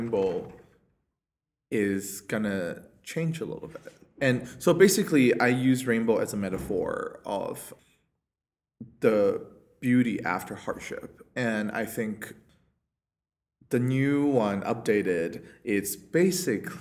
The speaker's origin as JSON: {"language": "English", "country": "China", "moved": "yes", "lives_now": "New York City, United States", "said": "I am from China"}